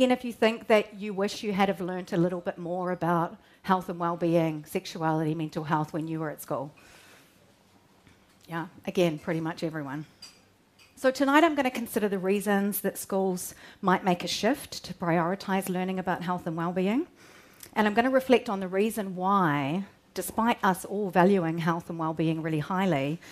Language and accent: English; Rangiora, Canterbury, New Zealand; also born or lived in Christchurch; I grew up in North Canterbury, near a town called Rangiora